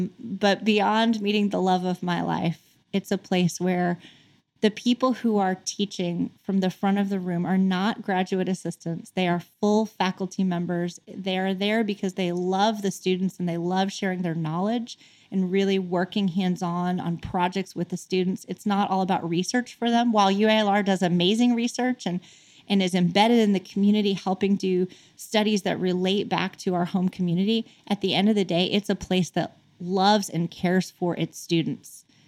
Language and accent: English; Arkansas, United States; on me because I was from Arkansas.